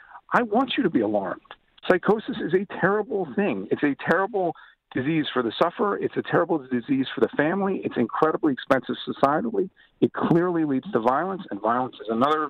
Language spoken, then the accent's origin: English; United States; as an American